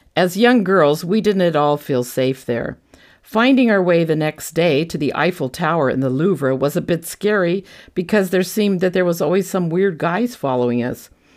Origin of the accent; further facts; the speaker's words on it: Bay Area, California, United States; Growing up in a small suburban area in the Bay Area